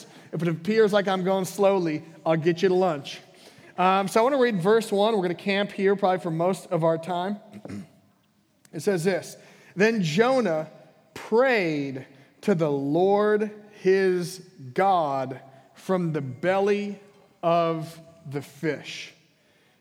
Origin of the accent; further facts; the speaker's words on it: Minnesota, United States; I grew up in Minnesota, and we had basements